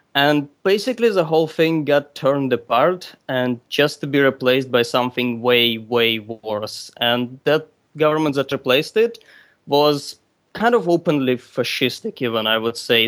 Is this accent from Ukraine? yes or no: yes; Ukraine; now in Russia; I'm from Ukraine